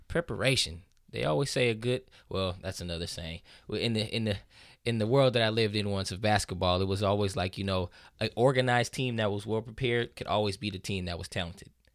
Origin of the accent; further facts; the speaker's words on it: Southern California, United States; I grew up in Southern California